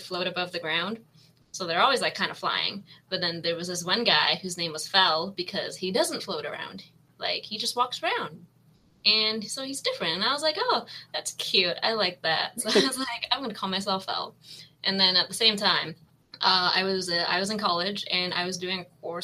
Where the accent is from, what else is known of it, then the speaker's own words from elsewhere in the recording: Markham, Ontario, Canada; I actually grew up in a city right outside of Toronto.